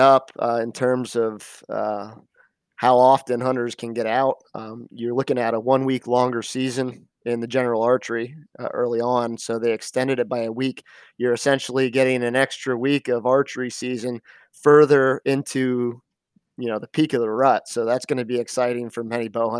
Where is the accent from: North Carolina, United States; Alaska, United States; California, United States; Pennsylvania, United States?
Pennsylvania, United States; Schuylkill County; also born or lived in Annville, Pennsylvania; I grew up in Schuylkill County on a family farm of over 100 acres. Grew up hunting, fishing, doing it all, everything Pennsylvania.